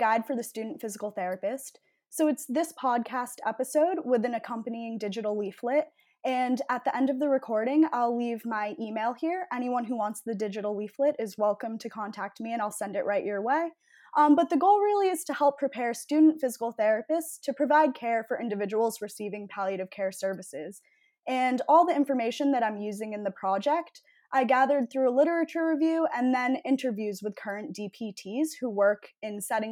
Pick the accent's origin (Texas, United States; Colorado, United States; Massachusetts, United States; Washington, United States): Massachusetts, United States; Needham; I'm from Needham, Massachusetts